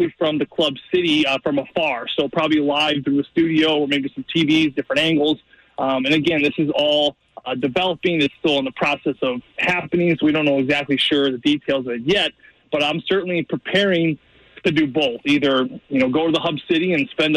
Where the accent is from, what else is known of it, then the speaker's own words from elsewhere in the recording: United States; I'm an American.